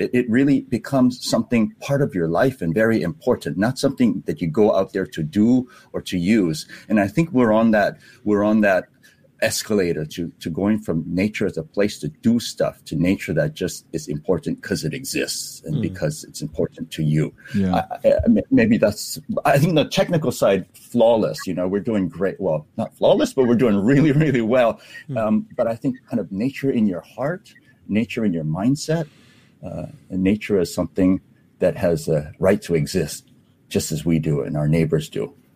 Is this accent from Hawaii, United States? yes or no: yes; Hawaii, United States; now in Singapore; when we grew up in Hawaii, uh, uh, the ocean surrounds us